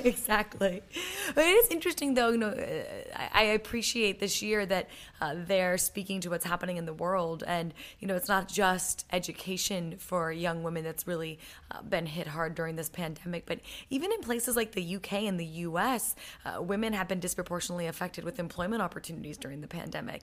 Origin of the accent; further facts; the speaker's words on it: United States; as an American